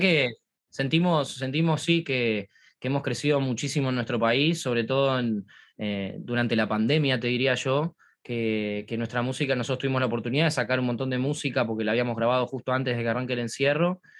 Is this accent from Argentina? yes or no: yes; Argentina; nosotros somos argentinos